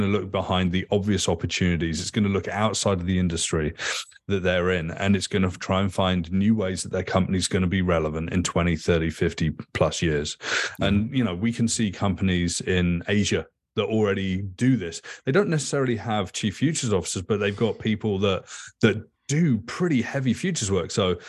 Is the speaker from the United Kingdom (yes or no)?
yes; England, United Kingdom; Like, I grew up in England.